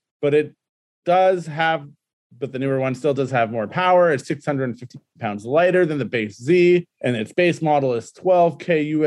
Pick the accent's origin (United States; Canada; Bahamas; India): Canada; Regina, Saskatchewan; I come from Regina, Saskatchewan.